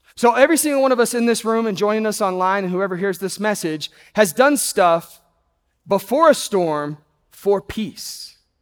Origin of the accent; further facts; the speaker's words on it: Texas, United States; I grew up in Texas